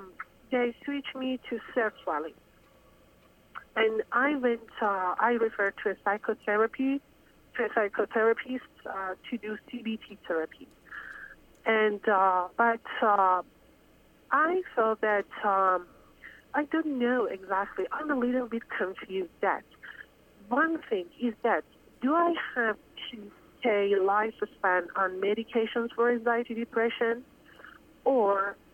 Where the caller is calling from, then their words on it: Dallas, Texas, United States; also born or lived in Iran; I'm calling from Dallas.